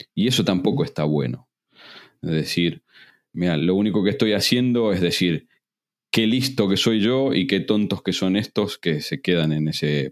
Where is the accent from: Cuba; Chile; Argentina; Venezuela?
Argentina; moved away as an adult; now in Spain; Yo me fui muy mal de Argentina